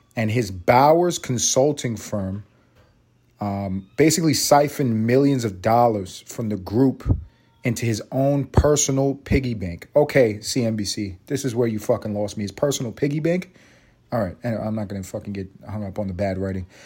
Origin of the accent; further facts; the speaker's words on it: New York City, New York, United States; I'm from the hood. I'm from Harlem.